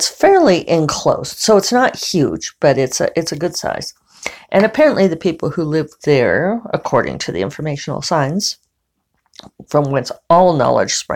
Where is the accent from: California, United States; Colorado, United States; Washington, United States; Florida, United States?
Colorado, United States; Denver; now in New Mexico, United States; growing up in Denver